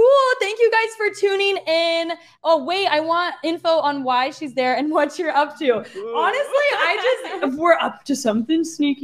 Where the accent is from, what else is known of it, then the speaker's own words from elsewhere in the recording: Arizona, United States; I'm from Arizona, so I know the hot, hot weather.